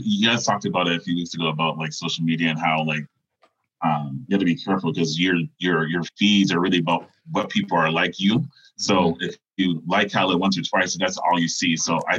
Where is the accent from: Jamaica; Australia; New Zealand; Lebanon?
Jamaica; now in Canada; I'm actually the only family member in Canada that wasn't born in Jamaica. So I feel kind of out of ways with that, but everything I grew up in Jamaica.